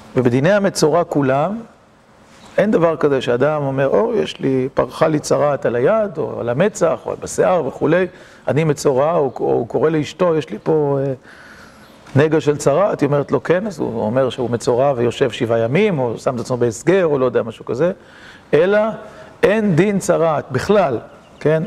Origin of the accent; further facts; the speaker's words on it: Kiryat Motzkin, Haifa District, Israel; קריית מוצקין שגדלתי בה